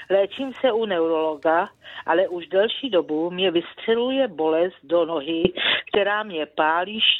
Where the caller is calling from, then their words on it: South Bohemian Region, Czechia; Dobrý den, jsem posluchačka z Třeboňska, je mi 72 let.